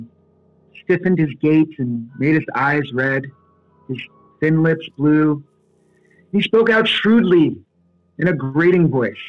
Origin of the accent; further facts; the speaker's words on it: New Jersey, United States; I grew up right outside New York City